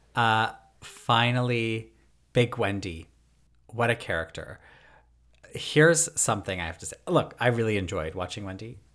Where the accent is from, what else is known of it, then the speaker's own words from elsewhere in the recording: Toronto, Ontario, Canada; I'm from Toronto.